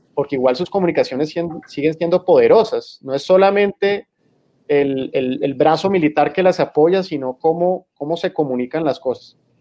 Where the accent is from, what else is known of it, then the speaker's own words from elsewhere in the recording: San Andrés, San Andrés and Providencia, Colombia; also born or lived in Barranquilla / Cartagena; now in Bogotá, Colombia; nací en Barranquilla y crecí en San Andrés.